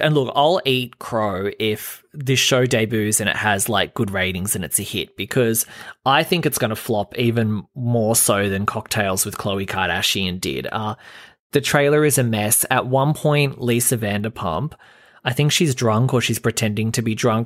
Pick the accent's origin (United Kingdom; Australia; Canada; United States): Australia; I'm Australian